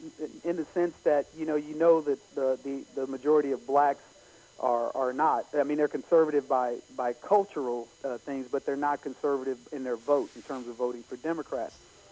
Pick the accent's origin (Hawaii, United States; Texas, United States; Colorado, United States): Texas, United States; Brady; I grew up in the country, in the Deep South of Texas, in a little town called Brady.